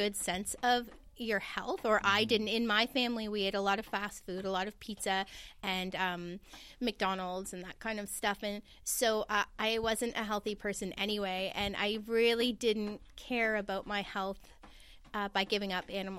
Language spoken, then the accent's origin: English; St. Catharines, Ontario, Canada; also born or lived in Thunder Bay, Ontario; raised in St. Catharines, Ontario, in southern Ontario.